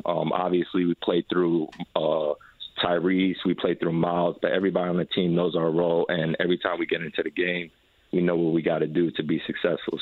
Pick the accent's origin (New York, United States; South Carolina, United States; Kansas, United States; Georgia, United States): New York, United States; moved away as an adult; now in Indianapolis, United States; that's my hometown